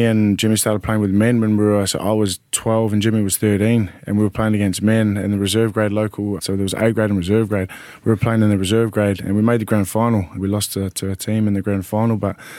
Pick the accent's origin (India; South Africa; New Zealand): New Zealand; Auckland; also born or lived in Pukekohe; And then I moved to Auckland. I grew up a bit in Auckland too, where my dad's from. I moved up there.